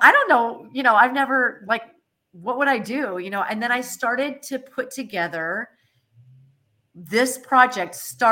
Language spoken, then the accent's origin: English; Moraga, California, United States; I grew up in Moraga.